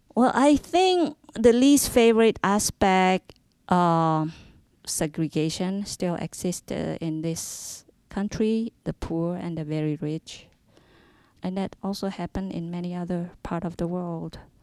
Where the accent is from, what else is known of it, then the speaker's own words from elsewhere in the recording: Medan, North Sumatra, Indonesia; moved away as an adult; also born or lived in Germany; now in Pittsburgh, United States; I was born in Indonesia in 1953. I grew up in a city called Medan. It's in the northern part of Sumatra.